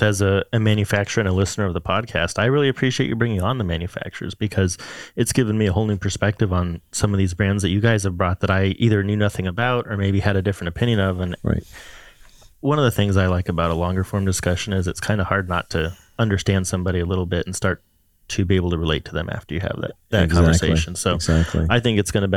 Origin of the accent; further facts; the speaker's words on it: Southern California, United States; Joe and I both actually born and raised in Southern California